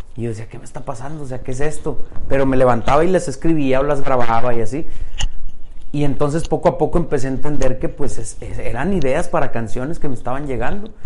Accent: Saltillo, Coahuila, Mexico; Soy de Saltillo. Allá nací y allá me, quedé, allá estoy ahorita.

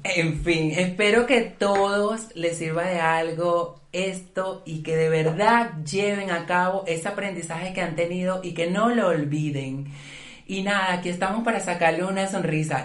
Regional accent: Venezuela; como buenas venezolanas que somos

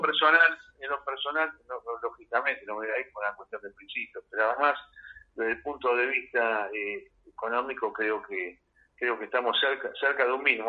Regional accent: Argentina; yo soy de Argentina, viajo mucho, pero soy acá y no me voy nunca

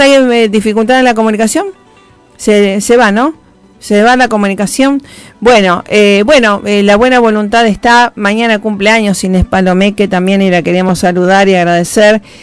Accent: Rosario, Santa Fe, Argentina; embajadora de paz en mi tierra natal

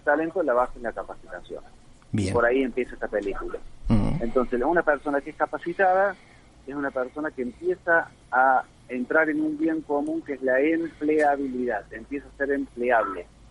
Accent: Río Cuarto, Córdoba, Argentina; moved away as an adult; also born or lived in Buenos Aires / Mexico; Nací en Río Cuarto

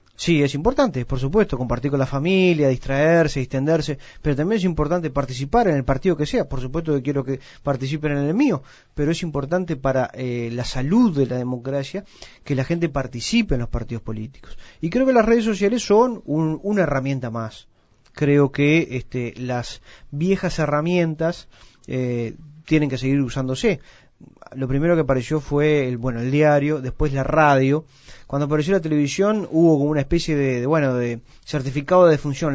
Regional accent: Uruguay; tenemos un precioso país

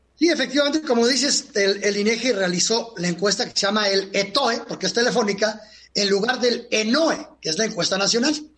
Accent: Mexico; somos los mexicanos de 15 años hasta 60

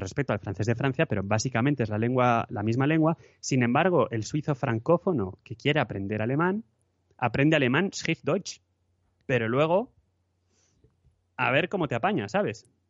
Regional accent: Madrid, Community of Madrid, Spain; moved away as an adult; now in Lausanne, Switzerland; soy de Madrid y hace cinco años que mm, vivo aquí, en Suiza

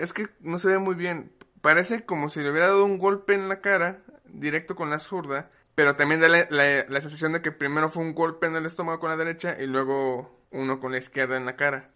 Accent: Mexico; yo como mexicano

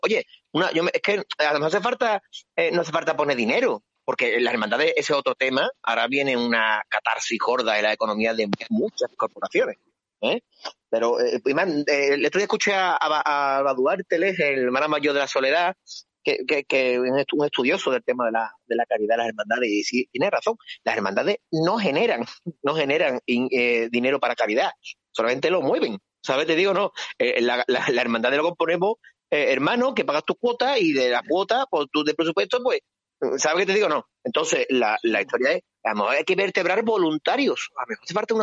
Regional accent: Seville, Andalusia, Spain; las cofradías somos sevillanos y somos, por cierto, una, gran parte de la población de Sevilla

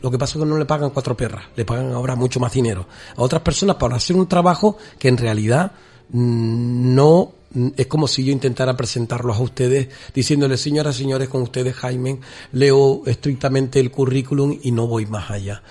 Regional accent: Canary Islands, Spain; nuestra canariedad

